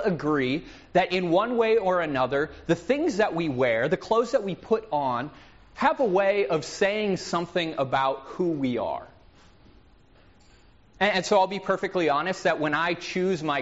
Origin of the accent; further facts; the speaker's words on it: Minnesota, United States; I'm from Minnesota, where we understate everything and it drives my wife insane